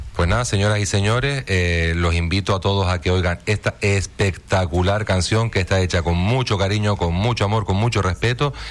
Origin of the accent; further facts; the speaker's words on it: Tenerife, Canary Islands, Spain; now in Fuerteventura, Spain; soy de Tenerife